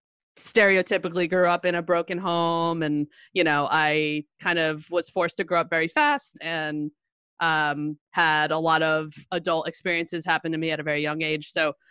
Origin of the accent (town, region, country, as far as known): Little Falls, New Jersey, United States; born or raised there; now in Montclair, United States